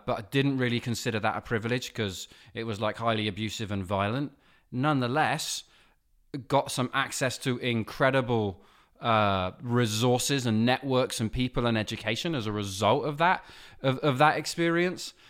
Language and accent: English; England, United Kingdom; also born or lived in Nova Scotia, Canada; I was born in Nova Scotia. I was raised in England